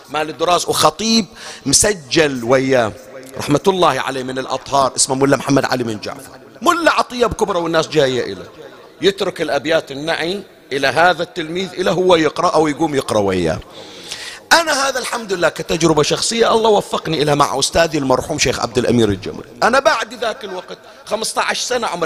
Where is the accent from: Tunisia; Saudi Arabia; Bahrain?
Bahrain; عندنا بالبحرين هذا الآن ما موجود خلص بعد هالسنين راح احنا لحقنا عليه في أواخره